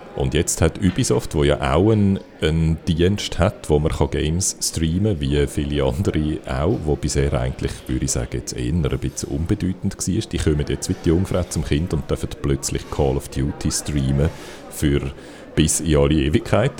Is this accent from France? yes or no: no; Switzerland